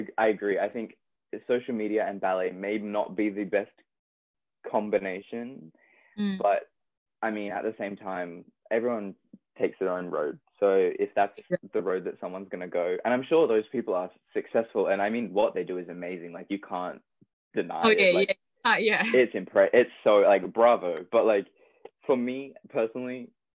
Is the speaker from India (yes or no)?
no; Australia; moved away; I'm Australian